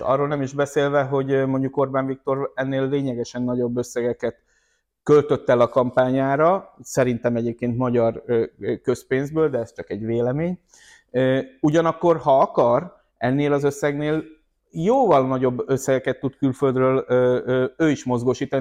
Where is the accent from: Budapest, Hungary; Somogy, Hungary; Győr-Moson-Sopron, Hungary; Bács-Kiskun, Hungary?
Győr-Moson-Sopron, Hungary; Győr; Győrött, az én szülővárosomban